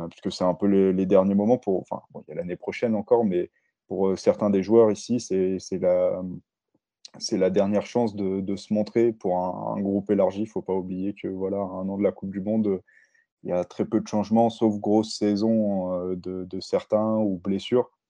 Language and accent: French; Paris, Île-de-France, France; Euh, un joueur comme euh, Macalou aussi, en, tant que, en tant que Parisien, ça me fait plaisir de le voir